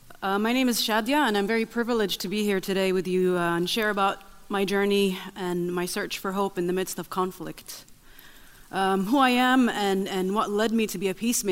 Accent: Nazareth, Northern District, Israel; English is a second language; I grew up in Nazareth, Israel. I am the youngest of six siblings to a Baptist Christian family.

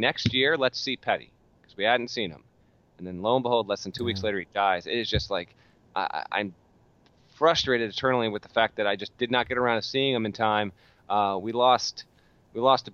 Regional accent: Vermont, United States; I was a kid growing up in Vermont in 1993

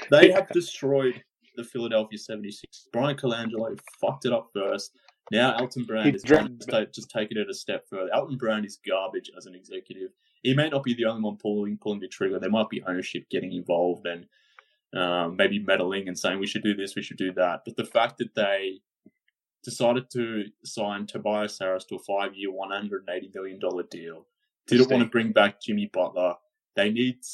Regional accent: Australia; I'm Australian

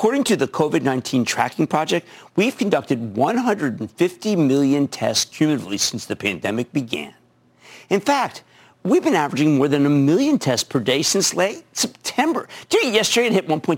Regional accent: Philadelphia, Pennsylvania, United States; I'm from Philadelphia.

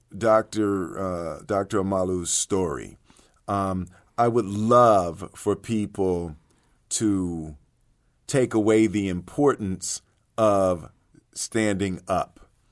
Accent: Philadelphia, Pennsylvania, United States; I grew up in Philly, you know, with my, my Philadelphia Eagles

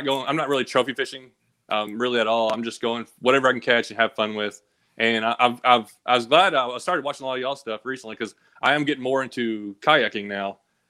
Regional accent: Kentucky, United States; born there; also born or lived in Tennessee; I was born in Kentucky, so, we kind of moved from Kentucky to Tennessee

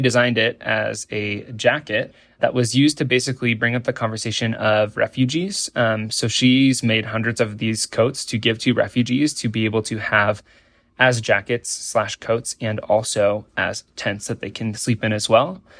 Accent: Nebraska, United States; I grew up in Nebraska in an incredibly, uh, beautiful environment

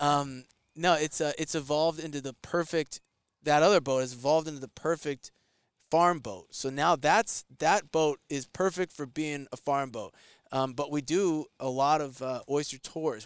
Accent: New York, United States; I'm from New York

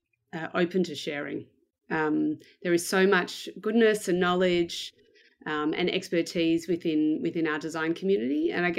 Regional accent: Melbourne, Victoria, Australia; So I am from Melbourne in Australia. I was born here and I've lived here basically most of my life.

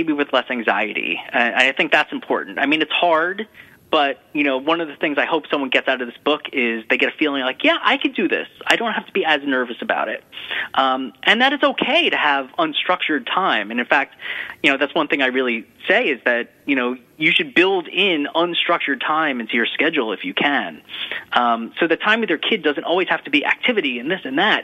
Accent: New York, United States; being a New Yorker

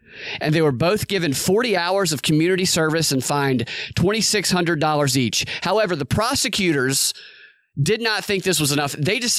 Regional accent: Snellville, Georgia, United States; I'm from Snellville, which is right next to Loganville.

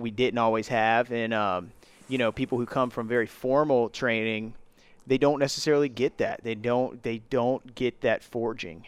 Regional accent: Virginia Beach, Virginia, United States; we're from Virginia Beach

